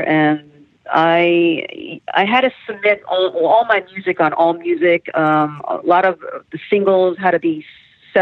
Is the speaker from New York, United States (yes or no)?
yes; New York, United States; I grew up in New York as a little girl